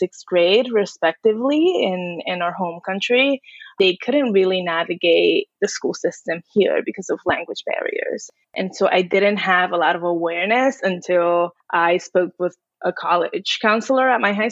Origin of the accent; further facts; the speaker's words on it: New York City, New York, United States; also born or lived in Dominican Republic; I am an immigrant from the Dominican Republic, grew up in New York City